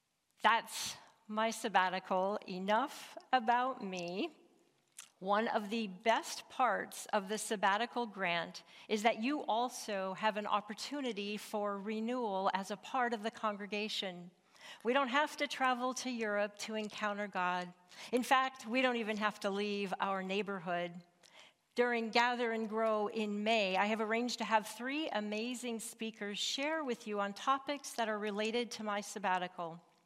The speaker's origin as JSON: {"language": "English", "region": "Montana", "country": "United States", "tie": "born or raised there", "said": "Growing up in Northwest Montana marked me as a mountain woman."}